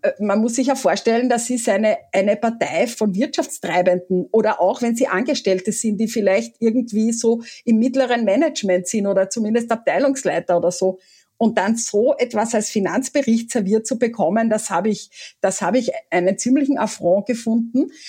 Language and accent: German; Carinthia, Austria; ich bin Kärntnerin